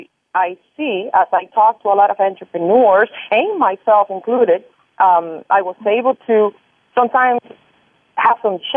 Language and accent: English; Cuba; moved away; I came from Cuba about 20-some years ago with my parents, and when I got here, I started to get into my real estate